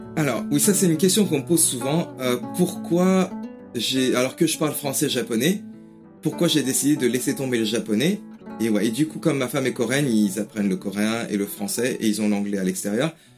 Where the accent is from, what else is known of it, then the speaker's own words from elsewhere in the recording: Paris region, Île-de-France, France; first language French and Japanese; moved away as an adult; now in England, United Kingdom; J'ai grandi en France avec le français et le japonais